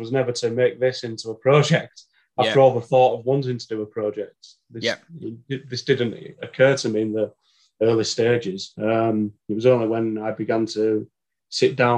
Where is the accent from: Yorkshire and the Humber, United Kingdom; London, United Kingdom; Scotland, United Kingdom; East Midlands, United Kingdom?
Yorkshire and the Humber, United Kingdom; Leeds; at heart, I'm a city boy, born and bred in Leeds.